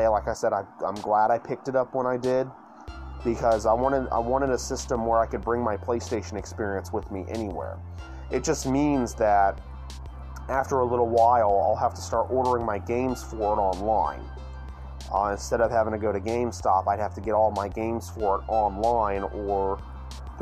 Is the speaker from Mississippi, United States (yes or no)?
yes; Yazoo City, Mississippi, United States; also born or lived in Lyman, Mississippi; growing up in Yazoo City, Mississippi